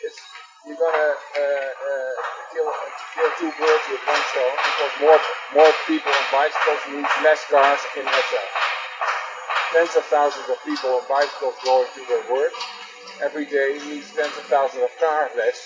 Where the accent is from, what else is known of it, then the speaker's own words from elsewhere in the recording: Netherlands; Yes, I'm from Holland.